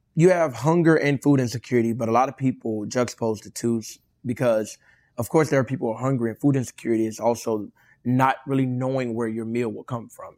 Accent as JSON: {"language": "English", "town": "Inglewood", "region": "California", "country": "United States", "tie": "born or raised there", "said": "I'm from Inglewood"}